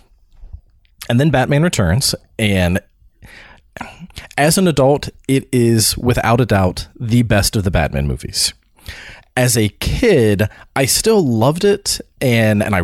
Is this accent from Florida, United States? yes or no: yes; Florida, United States; when I was growing up in Florida